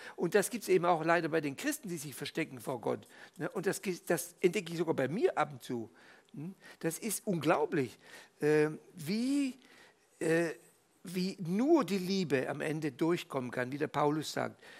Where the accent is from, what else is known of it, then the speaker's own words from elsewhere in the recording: Fribourg, Switzerland; moved away; also born or lived in Tübingen, Germany; im katholischen Fribourg, wo ich in der Schule war